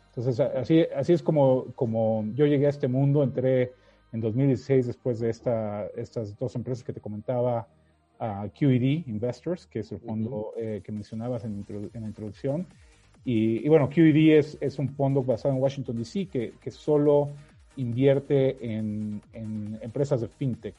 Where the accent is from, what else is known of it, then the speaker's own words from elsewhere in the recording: Mexico; accent: Mexican; moved away as an adult; also born or lived in United States; soy mexicano, ya lo habrás notado por el acento, pero, viví muchísimos años en, Estados Unidos